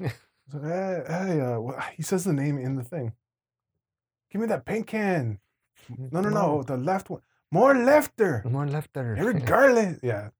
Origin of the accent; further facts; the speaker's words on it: New York, United States; You know, we're growing up in New York on the streets.